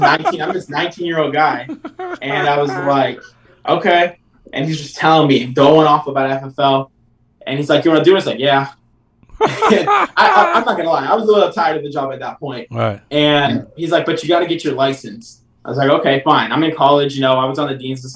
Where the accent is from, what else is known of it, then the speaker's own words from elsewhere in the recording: New Hampshire, United States; moved away; I'm originally from New Hampshire